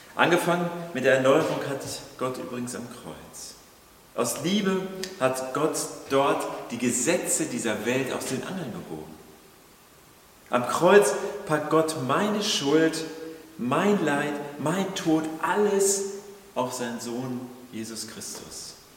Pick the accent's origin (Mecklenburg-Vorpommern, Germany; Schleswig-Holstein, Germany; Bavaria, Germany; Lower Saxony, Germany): Schleswig-Holstein, Germany; Kiel; für uns als, als Kieler, so Küstenbewohner